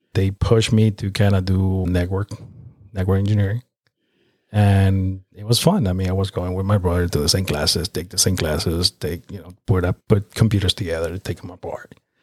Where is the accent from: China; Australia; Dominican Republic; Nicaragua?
Nicaragua; now in North Carolina, United States; I'm from Nicaragua, which is located in Central America